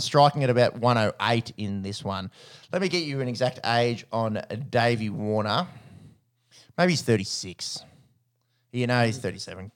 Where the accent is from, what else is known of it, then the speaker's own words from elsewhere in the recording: Australia; as an Australian